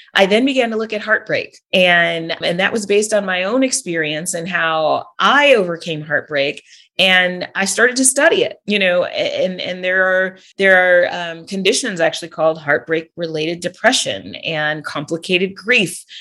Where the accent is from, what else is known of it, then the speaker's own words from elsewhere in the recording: California, United States; moved away as an adult; also born or lived in Wisconsin; now in Georgia, United States; I was born and raised in California